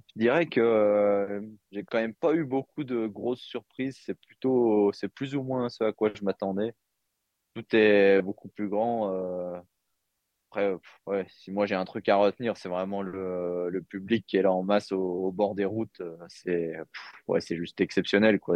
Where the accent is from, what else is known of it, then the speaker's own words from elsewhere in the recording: Jura, Bourgogne-Franche-Comté, France; j'ai j'ai grandi dans le Jura